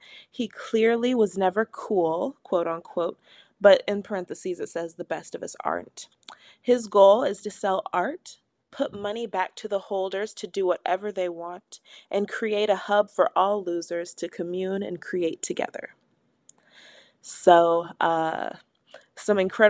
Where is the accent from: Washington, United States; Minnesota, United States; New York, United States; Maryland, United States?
Washington, United States; Everett; I'm from Everett